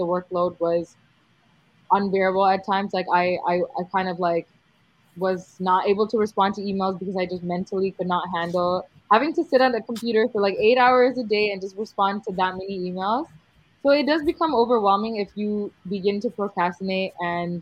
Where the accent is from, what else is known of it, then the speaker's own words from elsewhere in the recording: Canada; I was actually born here in Canada